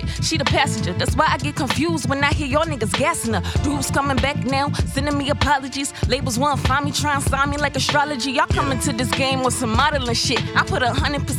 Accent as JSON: {"language": "English", "town": "Alexandria", "region": "Virginia", "country": "United States", "said": "I'm from Alexandria, Virginia"}